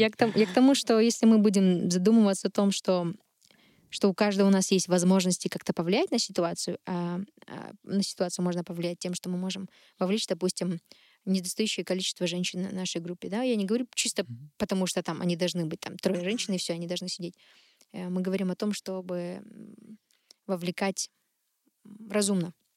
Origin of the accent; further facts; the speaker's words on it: Shymkent, Kazakhstan; я там родом из Шымкента, родилась и выросла в этом городе